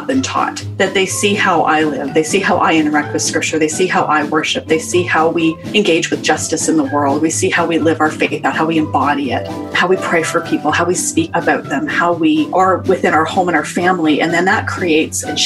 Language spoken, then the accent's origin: English; Western Canada, Canada; I am Canadian, grew up in Western Canada